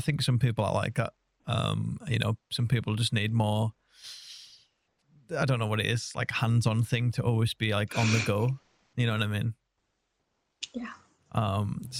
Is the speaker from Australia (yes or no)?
no; England, United Kingdom; I'm as English as it gets